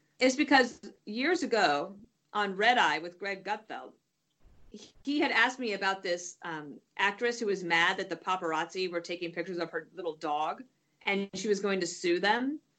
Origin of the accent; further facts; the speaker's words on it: Colorado, United States; moved away; I grew up in Colorado